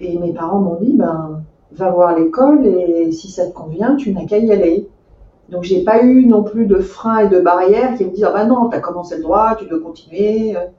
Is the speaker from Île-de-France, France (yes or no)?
yes; Meaux, Île-de-France, France; j'ai grandi en Seine-et-Marne, dans la ville, dans la très jolie ville de Meaux